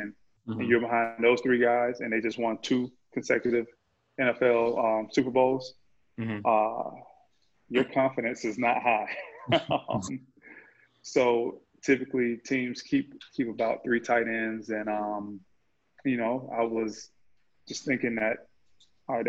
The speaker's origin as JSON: {"language": "English", "town": "Lakeland", "region": "Florida", "country": "United States", "tie": "born or raised there", "said": "I grew up in Lakeland, Florida, went to Kathleen High School graduated in 95"}